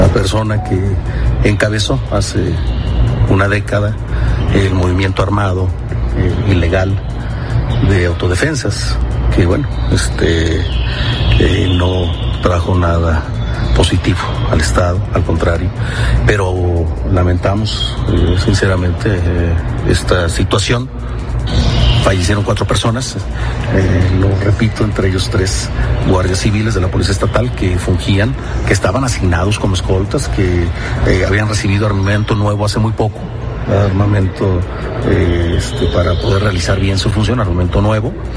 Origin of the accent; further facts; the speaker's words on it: La Ruana, Michoacán, Mexico; aquí en Michoacán, principalmente aquí en mi pueblo, en La Ruana.